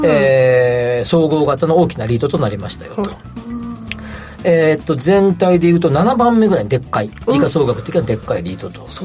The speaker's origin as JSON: {"language": "Japanese", "region": "Kansai", "country": "Japan", "tie": "born or raised there", "said": "僕も関西出身"}